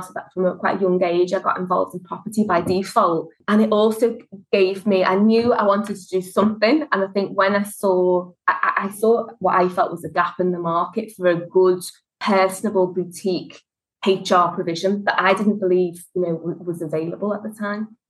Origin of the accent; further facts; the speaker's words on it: Liverpool, North West England, United Kingdom; as you can tell from the accent, I'm from Liverpool, and Scousers like to look after themselves